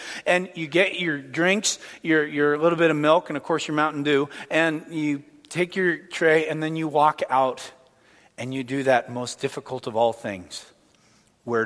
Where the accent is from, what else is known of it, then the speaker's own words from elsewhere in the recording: Canada; I'm Canadian as well